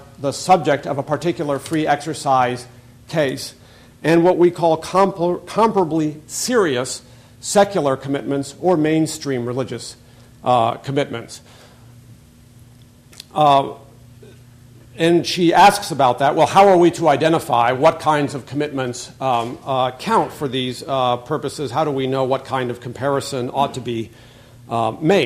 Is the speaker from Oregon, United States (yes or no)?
yes; Oregon, United States; moved away; I happen to have grown up in Oregon.